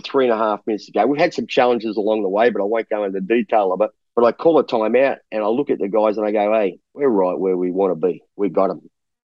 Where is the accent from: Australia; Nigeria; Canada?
Australia; moved away as an adult; now in Taiwan; I'm an Aussie